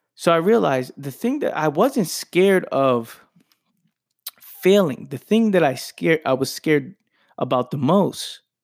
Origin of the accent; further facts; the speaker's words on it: New York City, New York, United States; born and raised in the Bronx